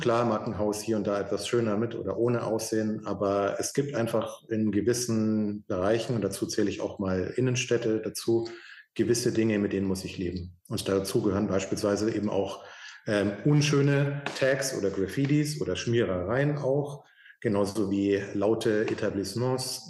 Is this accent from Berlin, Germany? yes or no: no; Munich, Bavaria, Germany; ich bin in München aufgewachsen